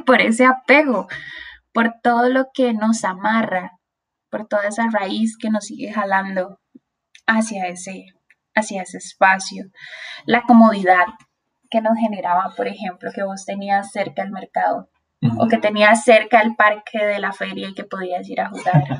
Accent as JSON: {"language": "Spanish", "town": "Tibás", "region": "San José", "country": "Costa Rica", "tie": "born or raised there", "said": "yo soy de Tivas ¿verdad? Tivas antes era frío, así con neblina, y ahora es un lugar súper caliente."}